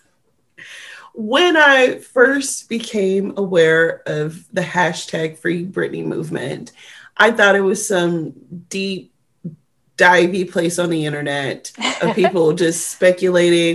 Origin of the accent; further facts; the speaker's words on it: Detroit, Michigan, United States; moved away; I grew up in Detroit public school systems